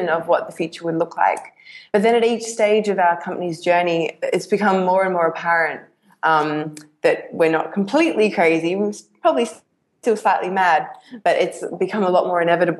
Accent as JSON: {"language": "English", "town": "Perth", "region": "Western Australia", "country": "Australia", "said": "I'm from Perth, which happens to be the most isolated city in the world."}